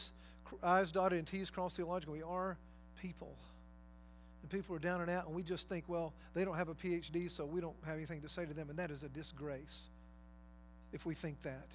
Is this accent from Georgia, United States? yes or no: yes; North Georgia, United States; moved away; I worked in prison ministry when I lived in Georgia many years ago for, I guess, 2 or 3 years through Prison Fellowship, Chuck Colson's ministry, there in my hometown and in different places in North Georgia